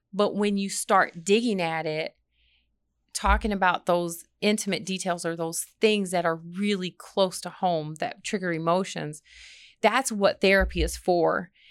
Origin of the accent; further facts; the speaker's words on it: Michigan, United States; moved away as an adult; now in Redstone Arsenal, United States; I'm from Michigan